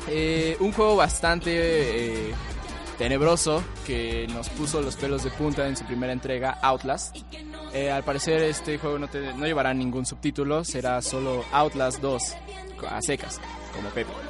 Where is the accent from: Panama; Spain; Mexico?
Mexico; Oaxaca; soy de Oaxaca, ah, que es como un Chiapas 2, pero bueno.